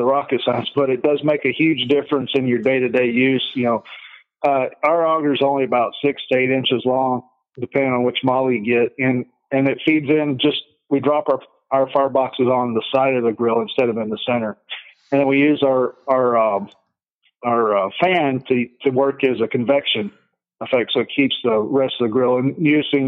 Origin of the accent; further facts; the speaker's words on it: Texas, United States; moved away; we grew up in Texas